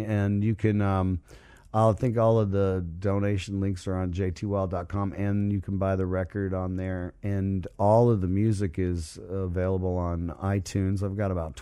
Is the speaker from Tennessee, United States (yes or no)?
no; Largo, Florida, United States; I'm playing in Largo, Woodrow Park, right down the street from where I was born and raised